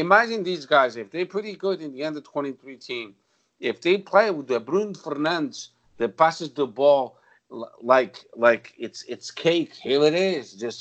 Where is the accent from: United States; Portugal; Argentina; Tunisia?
Portugal; near Alverca, Lisbon; moved away; Alverca, it's close to my hometown.